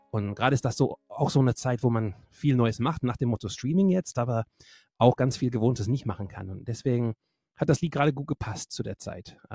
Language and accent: German; England, United Kingdom; wo ich herkomme. Also jetzt aus einer Brücke mittlerweile, aber ähm, aufgewachsen bin ich in England, also in Nordengland.